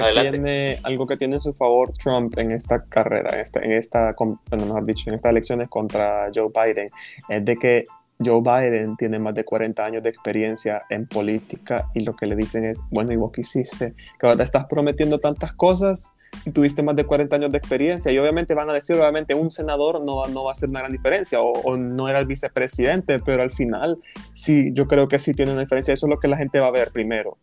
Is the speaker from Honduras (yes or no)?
yes; Honduras; somos nosotros los hondureños